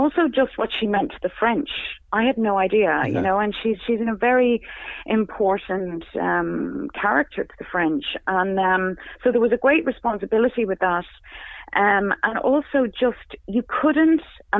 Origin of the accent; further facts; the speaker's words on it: Ireland; I'm Irish